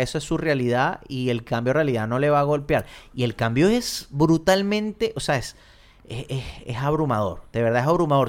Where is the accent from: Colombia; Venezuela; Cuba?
Venezuela; Uno como venezolano